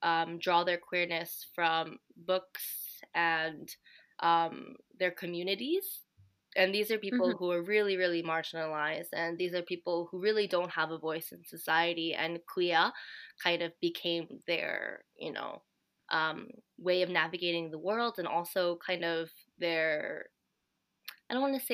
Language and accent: English; United States; growing up in the States and kind of, you know, having also the privilege of being able to speak English.